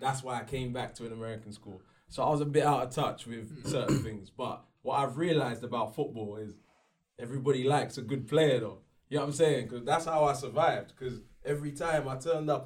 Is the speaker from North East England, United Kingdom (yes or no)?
no; London, United Kingdom; I was from South London